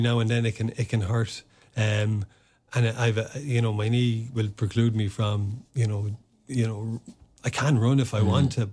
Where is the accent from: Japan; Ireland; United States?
Ireland; Newbridge, County Kildare; first language Irish; English is a second language; growing up in Newbridge, you're on the edge of the curra there, which is you know, the biggest army barracks and base we have in the country